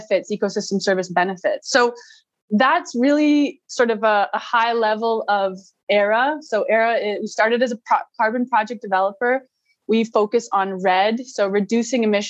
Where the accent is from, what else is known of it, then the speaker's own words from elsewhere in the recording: Vancouver, British Columbia, Canada; I'm a Canadian. I was born in Vancouver, Canada. So nature was always really close to me, being in BC.